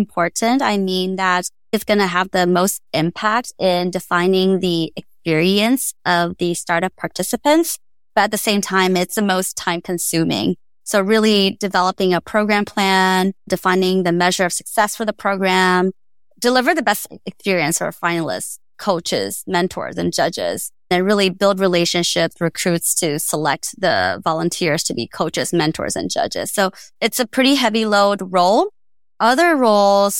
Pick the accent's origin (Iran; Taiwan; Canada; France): Taiwan; also born or lived in Austin; now in United States; where I came from Taiwan